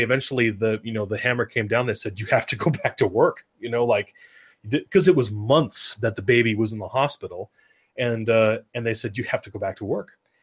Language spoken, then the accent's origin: English; Oregon, United States; I grew up in Oregon